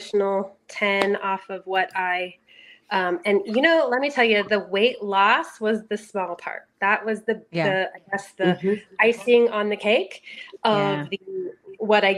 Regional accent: Wyoming, United States; I'm from Wyoming, big beautiful Wyoming

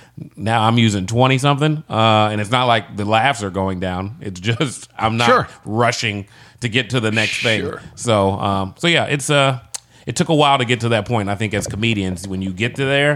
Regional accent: Georgetown, Kentucky, United States; also born or lived in St. Louis; I'm bluegrass born and red.

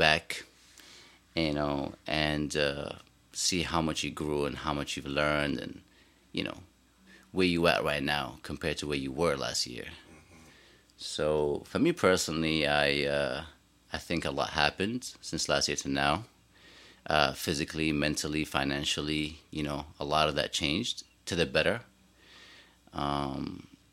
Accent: New York City, New York, United States; as a New Yorker

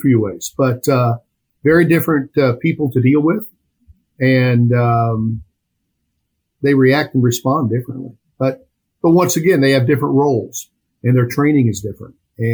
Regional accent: Champaign, Illinois, United States; also born or lived in Farmer City, Illinois; I was born and raised in Champaign, Illinois

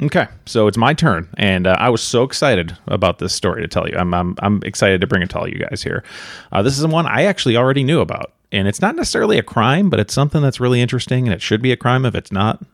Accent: near Chicago, Illinois, United States; I grew up near Chicago

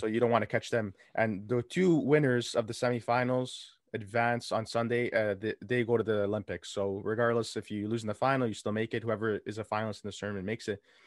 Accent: Canada; we're from Canada, born and raised here

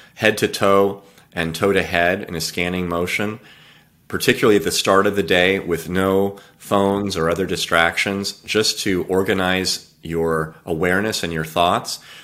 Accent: California, United States; I was born and raised in California.

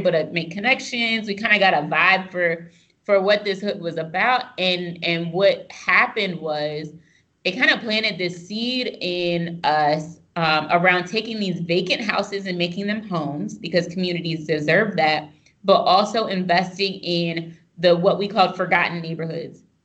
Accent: Pennsylvania, United States; I'm from the sticks in Pennsylvania

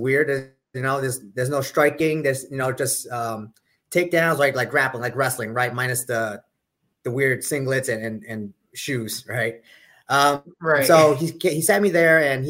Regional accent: York, Pennsylvania, United States; I'm originally from the Northeast in York, Pennsylvania, which is an hour south of Harrisburg, the capital of Pennsylvania

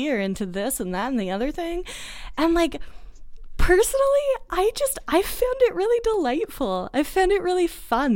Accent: Boston, Massachusetts, United States; I grew up in Boston

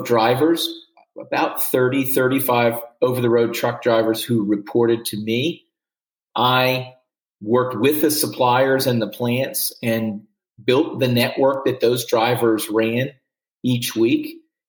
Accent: Washington, District of Columbia, United States; I grew up in Washington, D.C.

